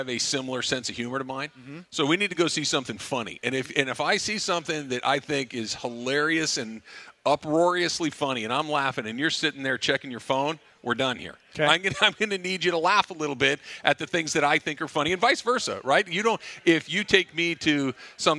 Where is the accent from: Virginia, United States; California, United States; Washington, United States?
California, United States; Arcadia; I grew up in Arcadia, right? I grew up literally a 5-iron from Santa Anita.